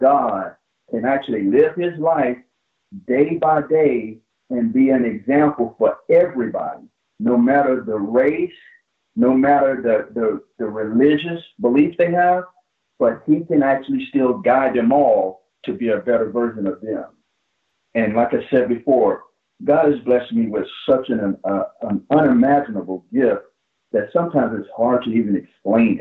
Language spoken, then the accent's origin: English; Plant City, Florida, United States; the kid that was growing up in Plant City